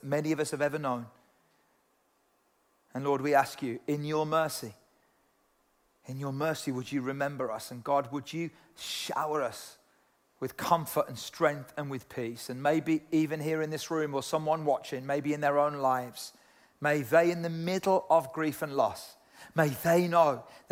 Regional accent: United Kingdom; I'm British and kind of proud to be British sometimes

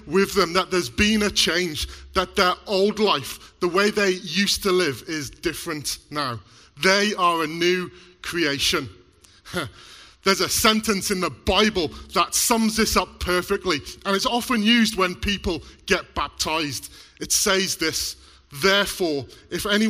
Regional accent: Mid Wales, United Kingdom; now in Black Country, United Kingdom; I was born here in the Black Country, but moved to Mid Wales when I was about 7

